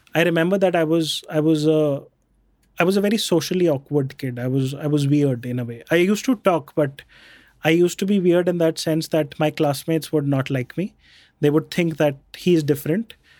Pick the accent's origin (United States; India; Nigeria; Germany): India; Jaipur, Rajasthan; also born or lived in Bikaner; we grew up in Jaipur. I was born in Bikaner.